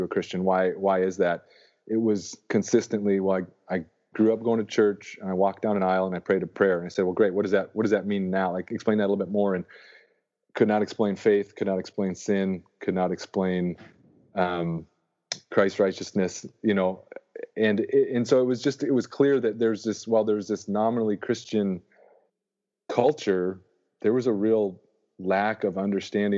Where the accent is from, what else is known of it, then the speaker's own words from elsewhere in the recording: North Dakota, United States; moved away as an adult; also born or lived in Arkansas; I grew up in North Dakota